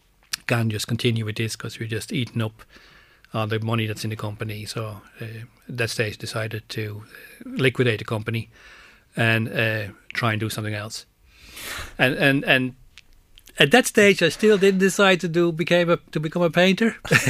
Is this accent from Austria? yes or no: no; Amsterdam, North Holland, Netherlands; moved away as an adult; now in Ireland; born and raised in Amsterdam and worked in banking since the early 80s. Came to Ireland in 94